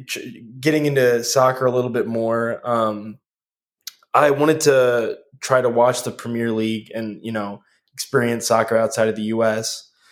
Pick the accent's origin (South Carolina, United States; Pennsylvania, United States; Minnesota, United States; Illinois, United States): Minnesota, United States; Rochester; I'm from Rochester, Minnesota. I'm calling in from the capital of the United States right now, Washington, D.C.